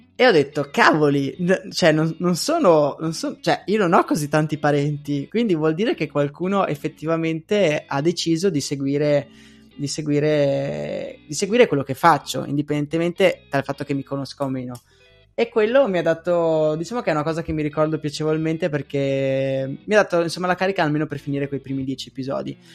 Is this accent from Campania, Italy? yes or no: no; Pordenone, Friuli-Venezia Giulia, Italy; born or raised there; moved away as an adult; also born or lived in Agordo / Falcade / Padua / Venice